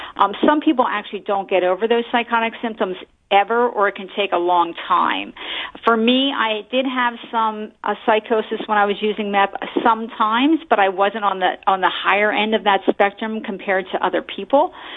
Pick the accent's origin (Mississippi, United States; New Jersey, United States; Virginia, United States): New Jersey, United States; moved away as an adult; now in Bay Area, United States; I grew up in Central Jersey, but I came to California